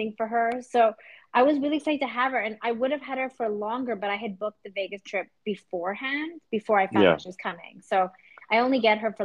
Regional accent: Canada; moved away as an adult; now in United States; I'm from Canada

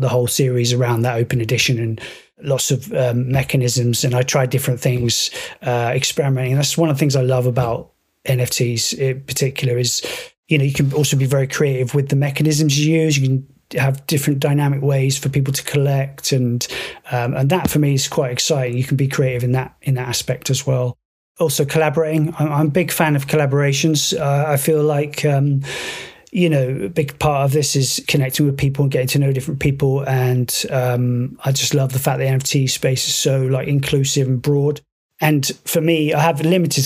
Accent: United Kingdom; We are both British originally

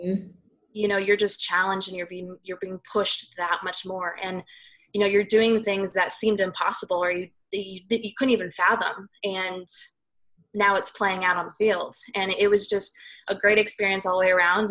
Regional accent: Southern California, United States; I was uh, born and raised in Southern California, uh, up in the high desert

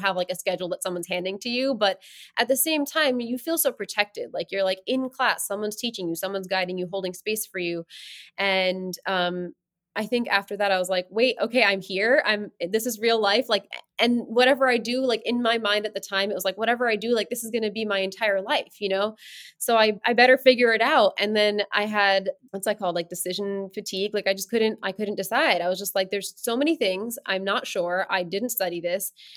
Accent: New Jersey, United States; moved away as an adult; now in New York, United States; I grew up in, like, suburbia

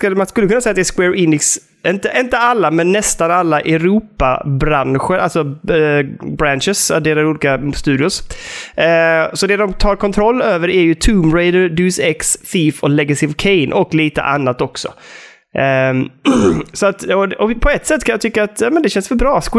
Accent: Sweden; som svensk på något sätt ändå.

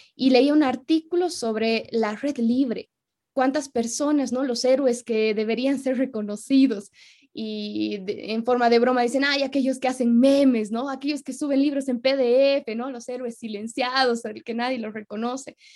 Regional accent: Bolivia; como somos bolivianos

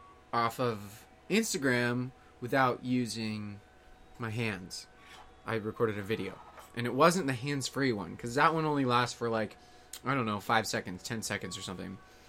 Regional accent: California, United States; born there; now in Los Angeles, United States; I'm in L.A. Yeah, I was born in the Bay Area. Moved all over the place. Moved to L.A. a few years ago.

